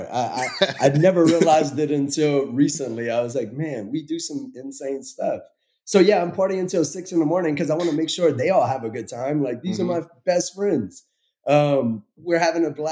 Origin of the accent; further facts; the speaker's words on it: Lafayette, Louisiana, United States; there's a college in my hometown that gets overlooked all the time, UL Lafayette